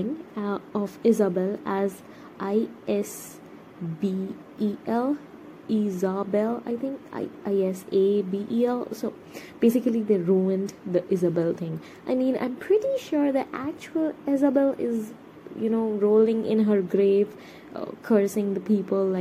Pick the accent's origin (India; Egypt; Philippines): India; I am a Indian person